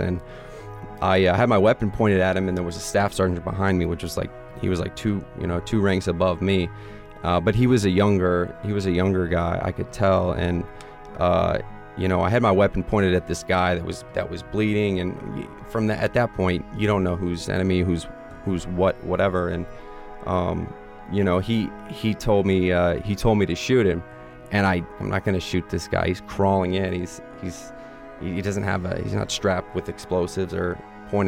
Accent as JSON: {"language": "English", "town": "Omaha", "region": "Nebraska", "country": "United States", "said": "I'm from Omaha, Nebraska."}